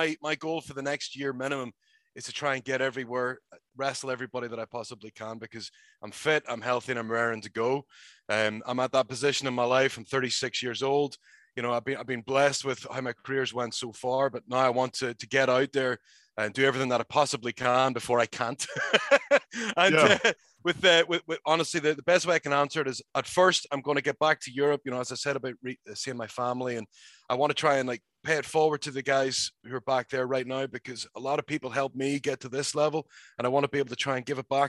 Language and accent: English; Northern Ireland, United Kingdom; me as a Northern Irish person